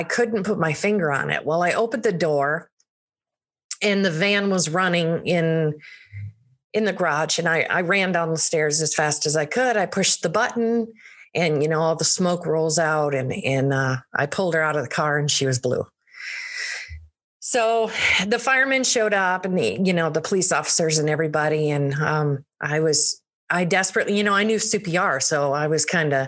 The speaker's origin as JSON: {"language": "English", "region": "Michigan", "country": "United States", "moved": "as an adult", "said": "I'm from Michigan"}